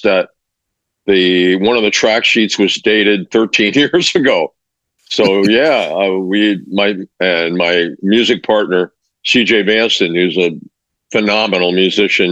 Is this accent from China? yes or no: no; Mexico City, Mexico; moved away; I grew up in Mexico and Mexico City